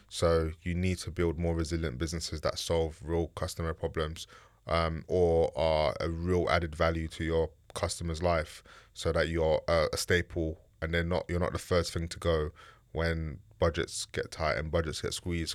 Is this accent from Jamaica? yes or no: no; London, United Kingdom; also born or lived in Bermondsey / Ladbroke Grove; I grew up in East London, Bricklayne, Shoreditch